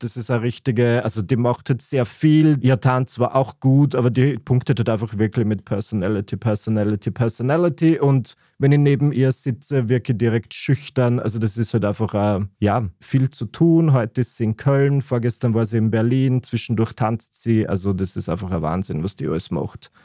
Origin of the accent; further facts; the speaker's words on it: Burgenland, Austria; bei uns im Burgenland hat das niemand gemacht, zumindest in meiner Klasse an meiner katholischen Privatschule